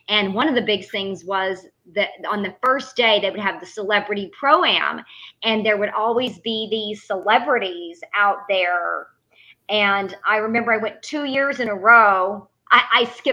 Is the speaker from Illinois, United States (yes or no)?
no; The Woodlands, Texas, United States; when I was growing up in the Woodlands